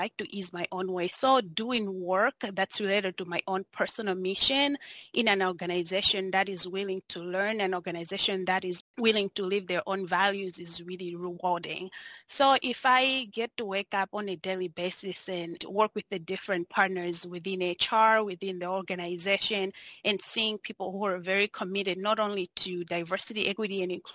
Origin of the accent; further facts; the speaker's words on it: Malawi; moved away as an adult; also born or lived in Spokane, United States; now in United States; I was born and raised in Malawi, which is southeastern part of Africa